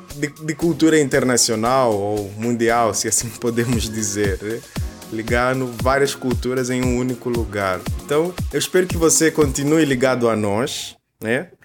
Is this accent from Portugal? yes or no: no; Angola; now in Brazil; eu que vos falo sou angolano